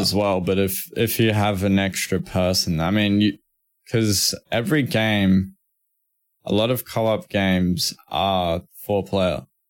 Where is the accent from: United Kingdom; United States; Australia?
Australia; accent: Australian; I'm Australian, like, I got, I got Australian accent and everything